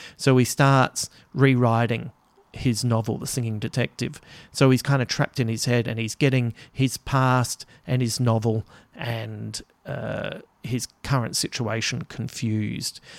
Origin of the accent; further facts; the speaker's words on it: Australia; as an Aussie